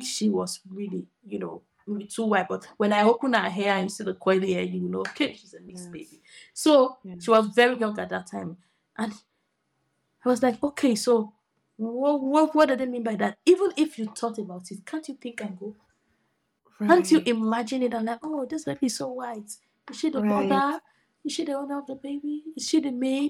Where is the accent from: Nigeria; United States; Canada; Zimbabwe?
Nigeria; as a Nigerian girl